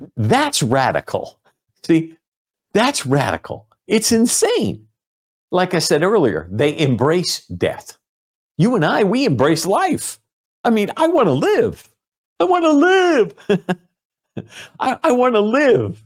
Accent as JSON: {"language": "English", "country": "United States", "said": "as an American"}